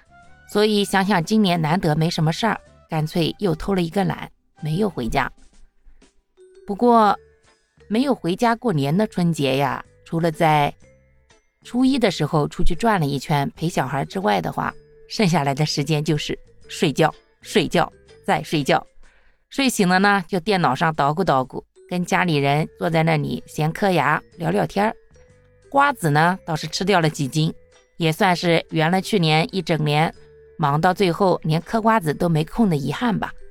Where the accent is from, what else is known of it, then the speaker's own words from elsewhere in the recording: China; 春节是独属于我们中国人的对家的呼唤和期盼。